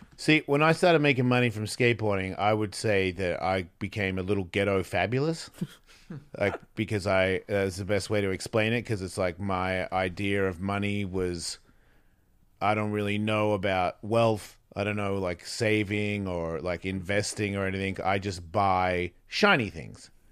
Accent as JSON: {"language": "English", "country": "Australia", "said": "I'm an Australian"}